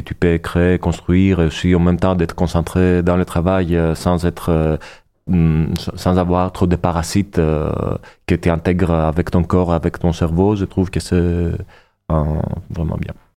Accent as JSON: {"language": "French", "town": "Athens", "region": "Attica", "country": "Greece", "tie": "born or raised there", "second_language": "French", "moved": "as an adult", "lives_now": "Montpellier, France", "said": "je suis né à Athènes. Je viens de la Grèce"}